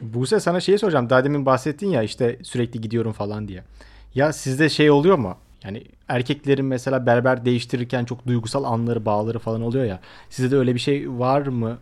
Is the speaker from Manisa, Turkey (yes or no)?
yes; Akhisar, Manisa, Turkey; bizim Akisar'da şey modaydı